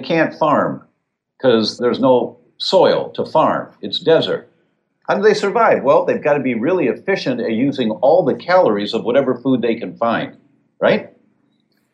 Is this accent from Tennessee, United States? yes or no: no; Detroit, Michigan, United States; I grew up in Detroit.